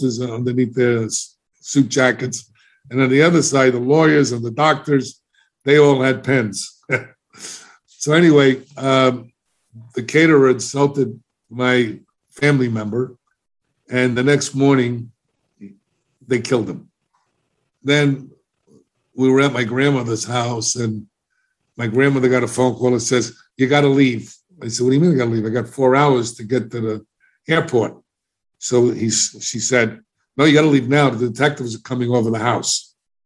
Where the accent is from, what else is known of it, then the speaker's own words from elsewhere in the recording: New York City, New York, United States; moved away; also born or lived in Florida; I was embarrassed about the way I spoke because I'm a New Yorker